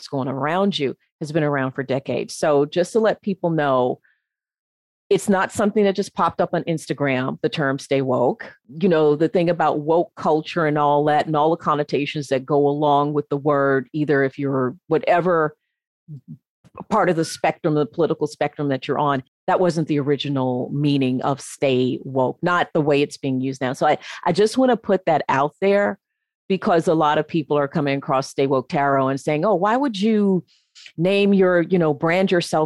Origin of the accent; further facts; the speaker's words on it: Memphis, Tennessee, United States; moved away as an adult; also born or lived in North Carolina; I'm originally from the States. I'm originally from Memphis